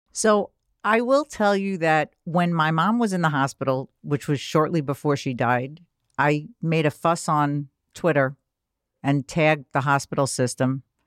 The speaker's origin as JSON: {"language": "English", "town": "New York City", "region": "New York", "country": "United States", "tie": "born or raised there", "said": "I grew up in Queens"}